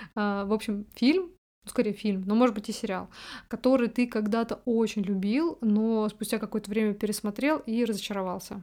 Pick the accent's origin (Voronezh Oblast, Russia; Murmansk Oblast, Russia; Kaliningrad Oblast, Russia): Voronezh Oblast, Russia; Voronezh; мы из Воронежа, э, мы не в Москве живем